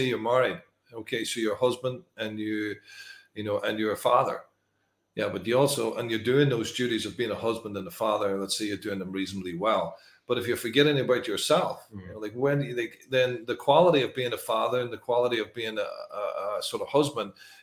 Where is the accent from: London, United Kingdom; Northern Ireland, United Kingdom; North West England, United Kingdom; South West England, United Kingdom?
Northern Ireland, United Kingdom; moved away; I came from Northern Ireland, which is a sort of war zone in a way. It was a lot of troubles there for many years